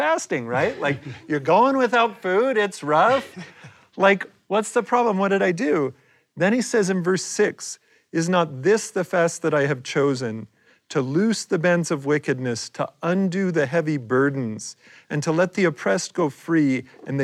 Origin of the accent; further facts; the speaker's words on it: Ohio, United States; Growing up in Ohio